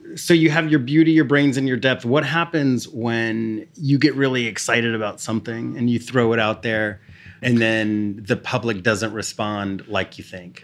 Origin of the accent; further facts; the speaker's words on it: Texas, United States; I grew up in Texas where iced tea was, was daily.